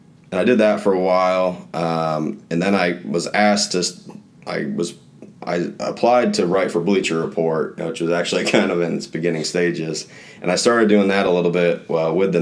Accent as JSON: {"language": "English", "region": "East Coast", "country": "United States", "tie": "born or raised there", "also_born_or_lived": "Iowa", "moved": "as an adult", "lives_now": "Indiana, United States", "said": "I grew up on the East Coast"}